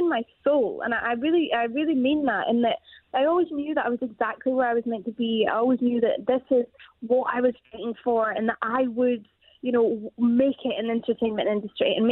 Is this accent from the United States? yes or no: no; Scotland, United Kingdom; we're from Scotland